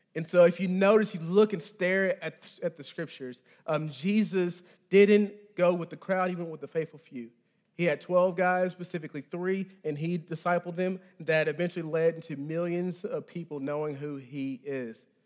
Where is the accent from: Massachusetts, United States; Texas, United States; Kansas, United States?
Texas, United States; moved away; I'm from, I'm from Texas, the, the, the great state